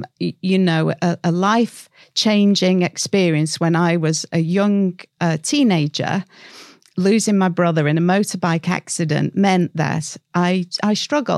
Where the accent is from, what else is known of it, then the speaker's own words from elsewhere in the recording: North West England, United Kingdom; also born or lived in Scotland / Cyprus / Colorado, United States; And then I'm from the Northwest. You may or may not be able to tell.